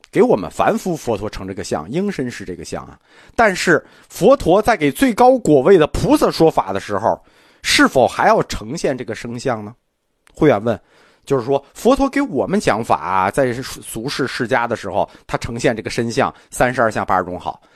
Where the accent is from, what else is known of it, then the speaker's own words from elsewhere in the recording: China; 我们中国人